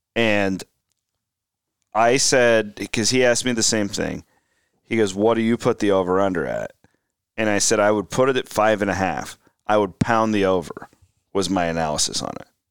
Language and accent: English; Clarinda, Iowa, United States; my hometown of Clarinda, Iowa, in southwest Iowa